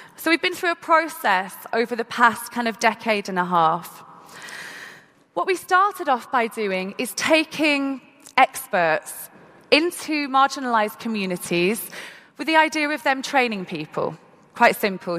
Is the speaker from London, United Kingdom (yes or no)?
no; Manchester, North West England, United Kingdom; i am from Manchester in the UK and had the opportunity to go to school and be educated